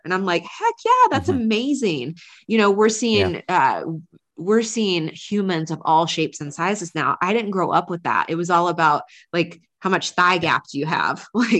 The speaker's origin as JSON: {"language": "English", "region": "North Carolina", "country": "United States", "tie": "born or raised there", "accent": "Southern", "said": "I grew up in the South, like, you know, like women acted, dressed, like I grew up in North Carolina, like thick country accent that I used to have."}